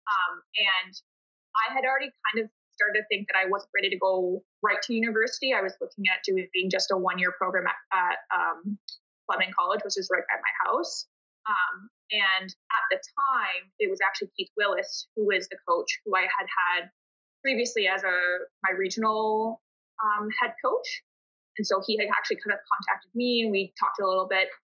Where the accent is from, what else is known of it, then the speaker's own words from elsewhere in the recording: Peterborough, Ontario, Canada; despite growing up in Peterborough